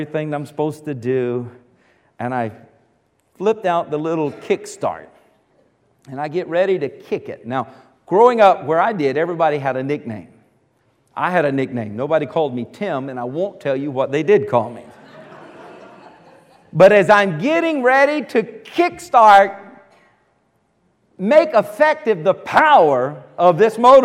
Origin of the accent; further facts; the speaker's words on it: Earls, South Carolina, United States; I grew up out in Earls, little farm, South Carolina.